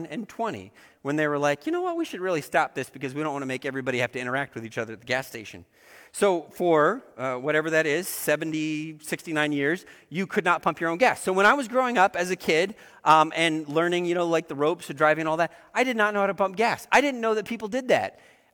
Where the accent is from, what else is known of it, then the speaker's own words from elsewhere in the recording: Oregon, United States; I grew up in Oregon, which is an interesting state for a lot of reasons.